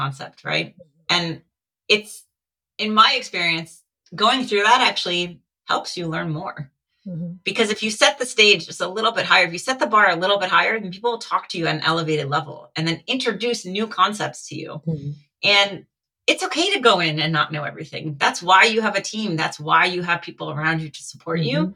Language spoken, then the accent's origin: English; Connecticut, United States; moved away as an adult; now in California, United States; I grew up in Connecticut, so I grew up watching the UConn Huskies